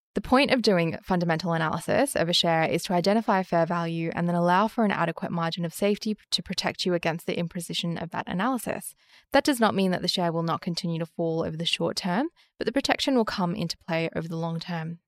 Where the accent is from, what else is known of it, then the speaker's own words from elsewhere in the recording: Australia; As an Australian